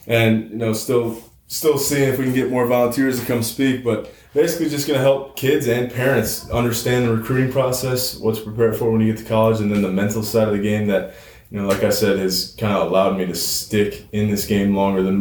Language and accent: English; Milwaukee, Wisconsin, United States